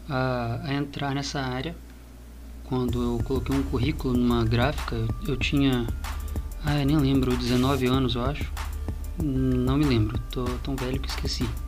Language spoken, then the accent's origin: Portuguese; Vitória, Espírito Santo, Brazil; Sou capixaba da Gema, nascida em Vitória, Espírito Santo, em 1994.